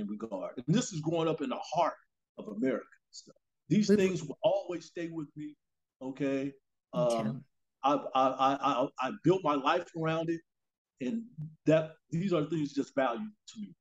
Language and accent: English; Champaign, Illinois, United States; moved away as an adult; now in Sacramento, United States; me growing up in Champaign-Urbana